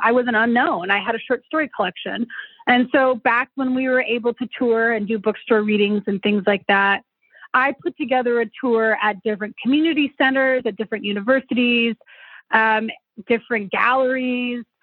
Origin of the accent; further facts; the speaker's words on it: Denver, Colorado, United States; also born or lived in Arvada, Colorado; I grew up somewhat in North Denver, but also somewhat in the suburbs in a, a town called Arvada